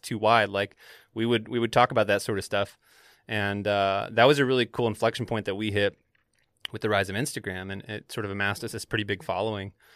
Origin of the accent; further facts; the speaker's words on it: the South, United States; moved away; growing up in the South